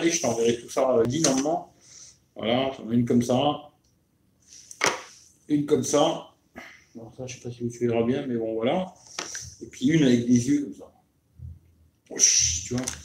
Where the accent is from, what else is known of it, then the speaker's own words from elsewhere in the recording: Grand Est, France; Nous, on est, on est lorrain, tu vois.